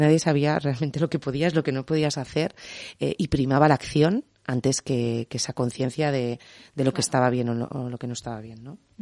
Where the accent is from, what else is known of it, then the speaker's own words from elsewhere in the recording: Tarragona, Catalonia, Spain; yo soy de Tarragona y me siento orgullosísima de ser de Tarragona.